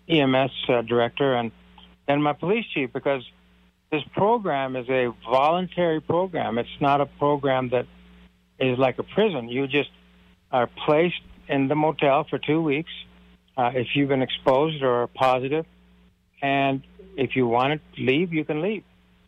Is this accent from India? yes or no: yes; India; Well, you know, I'm from India, so I'm also a family physician, but I also own a couple of hotels.